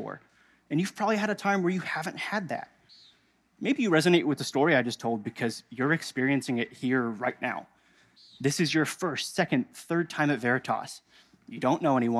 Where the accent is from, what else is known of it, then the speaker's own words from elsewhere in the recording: Indiana, United States; moved away as an adult; now in Missouri, United States; We're both from Indiana.